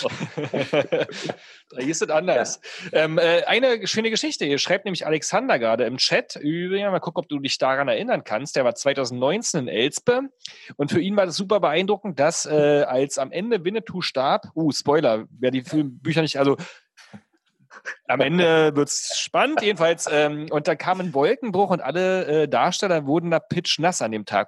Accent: the East, East Germany, Germany; bei uns im Osten

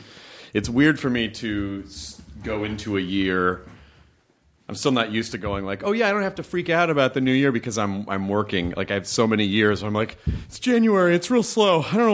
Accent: Miami, Florida, United States; Well, see, when I grew up in Miami, my mom grew up in Miami, and I lived in Miami when I was a kid.

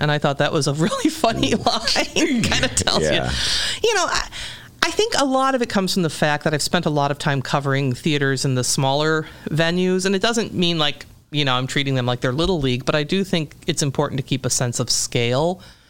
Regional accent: Downers Grove, Illinois, United States; I grew up in Downers Grove, Illinois.

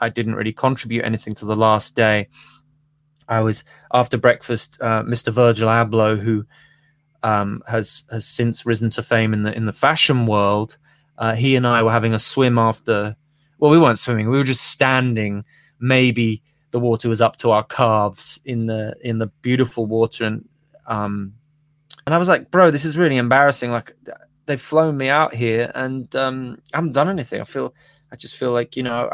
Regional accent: Birmingham, West Midlands, United Kingdom; also born or lived in Los Angeles; now in London, United Kingdom; I'm a boy from Birmingham

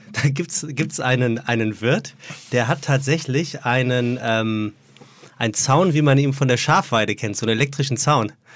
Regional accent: Frankfurt, Hesse, Germany; in meiner Heimat, in meiner gebürtigen Heimat in Frankfurt

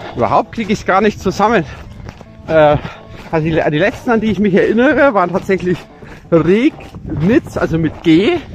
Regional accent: Franconia, Bavaria, Germany; bei uns in Franken

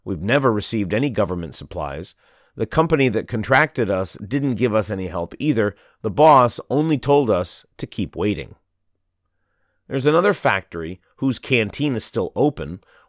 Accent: Wuhu, Anhui, China; now in Shanghai, China; I'm originally from Wuhu, Anhui Province. I've been living in Shanghai for over 30 years because of the high salary and great job opportunities here.

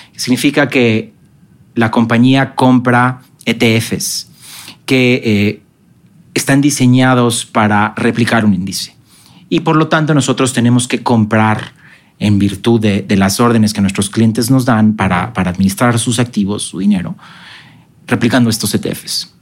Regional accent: Mexico; also born or lived in Guadalajara, Mexico

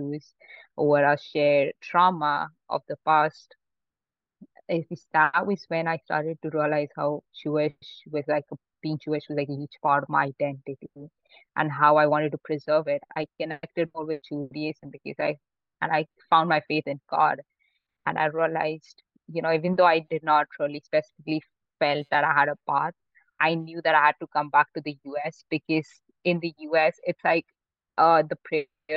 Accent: Mumbai, Maharashtra, India; also born or lived in Pune; I grew up in Mumbai, my whole family did

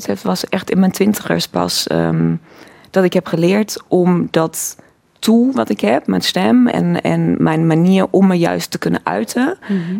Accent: Cologne, North Rhine-Westphalia, Germany; Dutch is a second language; moved away as an adult; also born or lived in Breda, Netherlands; now in Netherlands; ik ben in Keulen geboren

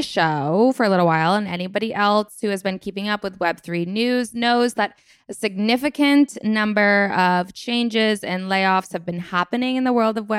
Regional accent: Burlington, Vermont, United States; my second largest city is Burlington, Vermont, where I'm from

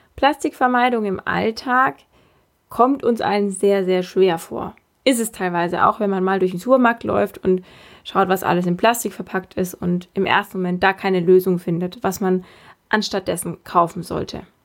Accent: Bavaria, Germany; bei uns in Bayern

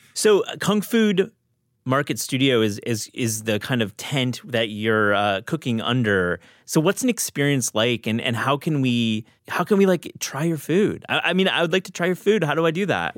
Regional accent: Kalamazoo, Michigan, United States; I grew up in Kalamazoo

